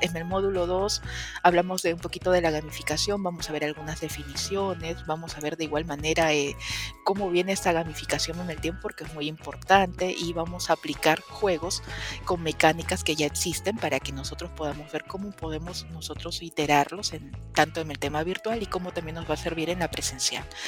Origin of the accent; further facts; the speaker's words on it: Peru; yo soy peruana